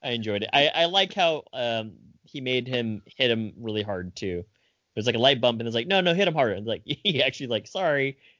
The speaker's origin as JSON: {"language": "English", "country": "Italy", "tie": "born or raised there", "said": "And I grew up in Italy."}